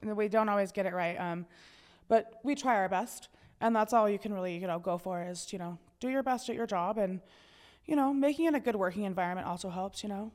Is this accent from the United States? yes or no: yes; York, Montana, United States; also born or lived in Helena, Montana; I grew up in York, which is a town right outside of Helena